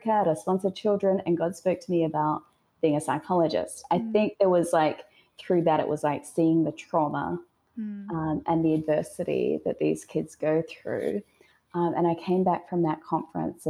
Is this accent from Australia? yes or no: yes; Australia; So I'm Australian. So I actually grew up in a small, like on a farm in Australia, in the outback